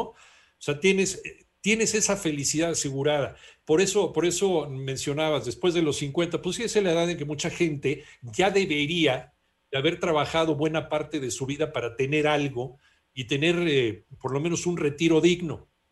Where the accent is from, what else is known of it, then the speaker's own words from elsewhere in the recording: Mexico; a los mexicanos